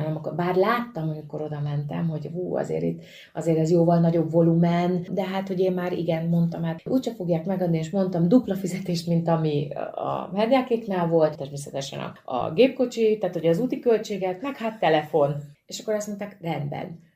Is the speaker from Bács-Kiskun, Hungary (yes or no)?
yes; Bácsalmás, Bács-Kiskun, Hungary; Kalföldről származom, Bácsalmásról, tehát ágon mi horvátok